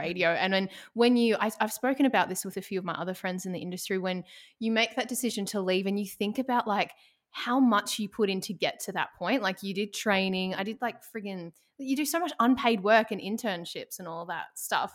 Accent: Ballarat, Victoria, Australia; now in Melbourne, Australia; I'm originally from Ballarat

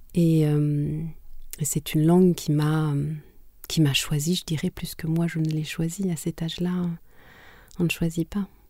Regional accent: Butare, Southern Province, Rwanda; first language Kinyarwanda; French is a second language; also born or lived in Canada; now in France; Je suis née à Boutaré, qui est la deuxième ville du Rwanda.

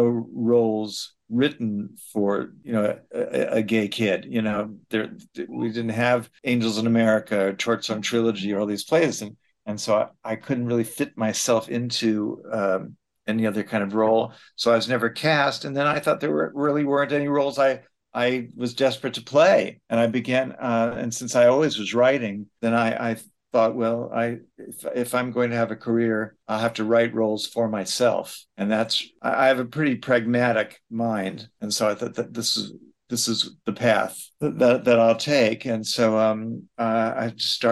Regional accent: New York City, New York, United States; also born or lived in Chicago, Illinois; I was born here in New York City, lived here all my life, except for the brief period when I went to college

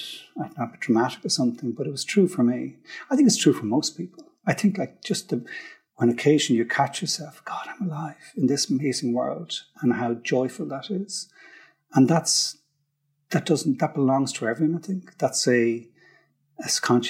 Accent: Dublin, Leinster, Ireland; I grew up in Frankfurt Park in Dundrum. It's kind of cul-de-sac, typical, like middle class, South Dublin

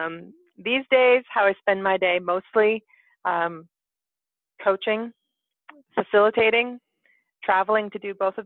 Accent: Whistler, British Columbia, Canada; You are speaking to me in Whistler, British Columbia, my hometown.

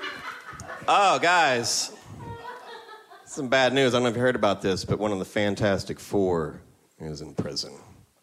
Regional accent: Nashville, Tennessee, United States; I'm from Nashville.

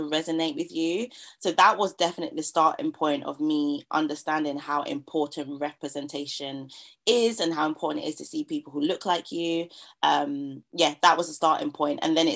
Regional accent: London, United Kingdom; Growing up in East London

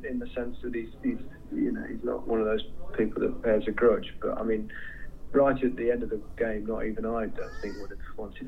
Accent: England, United Kingdom; as English players

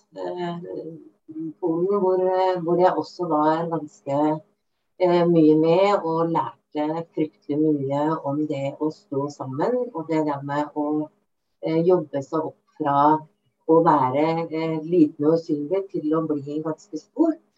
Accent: Bamble, Telemark, Norway; moved away as an adult; now in Lillehammer, Norway; kom jeg tilbake til Bamble i Telemark, som jeg kommer eh, opprinnelig fra

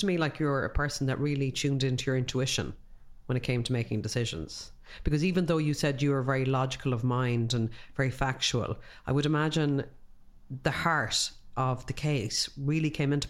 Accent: Ireland; And I think as Irish people

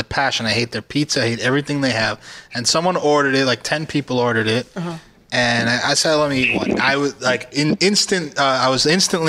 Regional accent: New York, United States; We grew up in New York, man.

